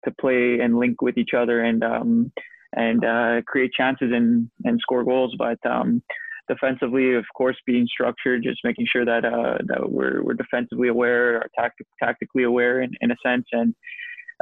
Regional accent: Winnipeg, Manitoba, Canada; moved away as an adult; also born or lived in Scotland; my hometown team

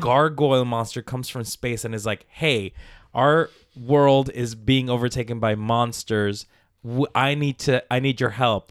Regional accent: Palmira, Valle del Cauca, Colombia; I was born in Colombia, in South America, in a village, Palmira, Colombia, Valle de Cauca.

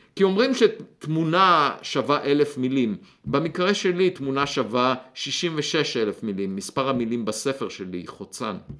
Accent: Beit Hanan, Central District, Israel; moved away; אני נולדתי במושב בית חנן, אה, גדלתי, אה, בילדותי אספתי ביצים

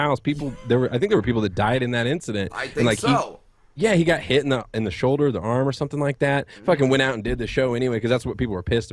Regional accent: Fresno, California, United States; moved away; I grew up in California, in Central Valley, in Fresno, California

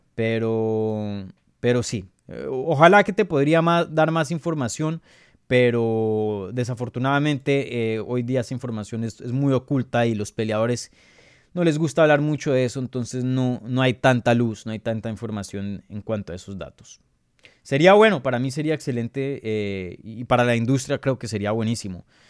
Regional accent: Colombia; yo soy colombiano

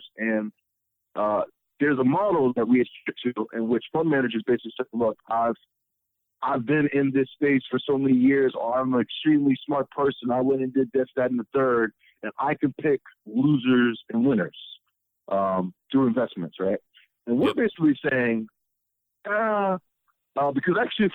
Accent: Alexandria, Virginia, United States; moved away as an adult; also born or lived in Richmond, Virginia / Ghana; now in Detroit, United States; I'm originally from Alexandria, Virginia. I would end up growing up there

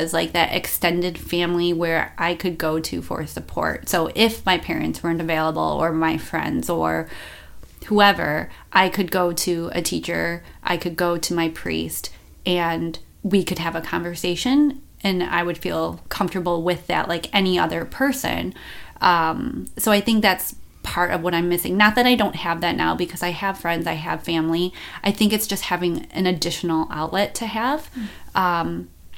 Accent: Buffalo, New York, United States; moved away as an adult; also born or lived in Las Vegas; I moved from Buffalo to Las Vegas

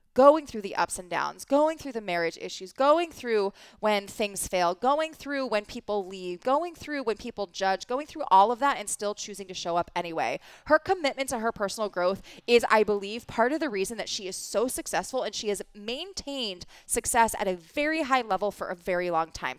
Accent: East Coast, United States; I grew up in the East Coast

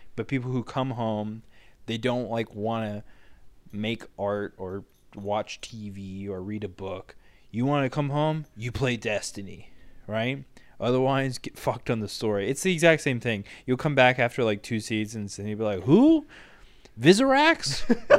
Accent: United States; as an American

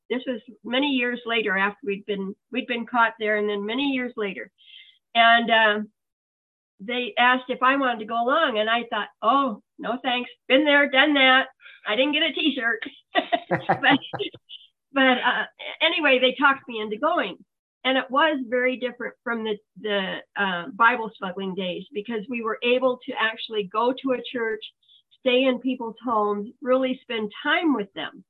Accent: Iowa, United States; moved away as an adult; also born or lived in Europe; I, I grew up in Iowa and I never thought I would leave Iowa

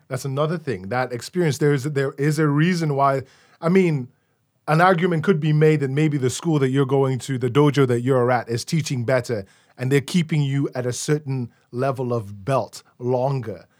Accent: Nigeria; also born or lived in London, United Kingdom; now in Chicago, United States; growing up in Nigeria in the nineties

